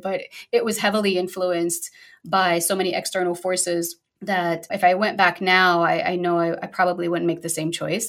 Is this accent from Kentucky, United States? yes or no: no; New York City, New York, United States; I'm originally from Brooklyn, New York, so I'm a proud New Yorker.